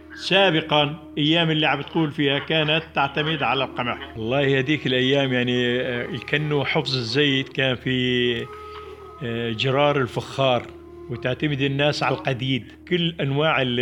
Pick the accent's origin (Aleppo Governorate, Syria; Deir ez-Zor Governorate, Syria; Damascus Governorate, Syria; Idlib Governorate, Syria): Idlib Governorate, Syria; Jabal al-Zawiya; قريتي اللي هي كان صفراء